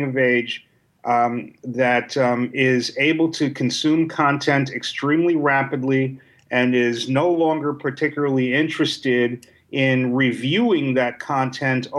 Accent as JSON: {"language": "English", "town": "New York City", "region": "New York", "country": "United States", "tie": "born or raised there", "said": "I was a kid from New York City that wasn't around many other nerds and geeks."}